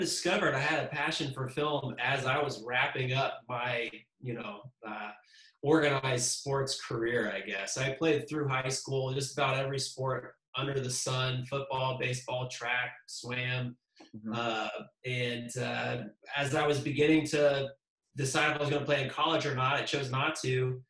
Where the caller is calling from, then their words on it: Austin, Texas, United States; So I am in Austin, Texas.